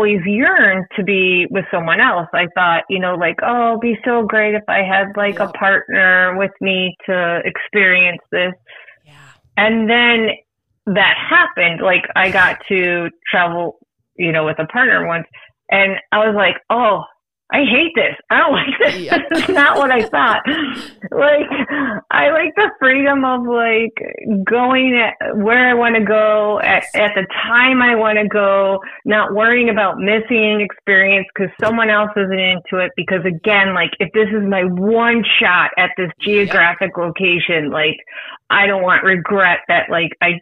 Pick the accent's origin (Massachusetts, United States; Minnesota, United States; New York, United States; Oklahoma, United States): New York, United States; Buffalo; now in Virginia, United States; I grew up in Buffalo right on the border of Canada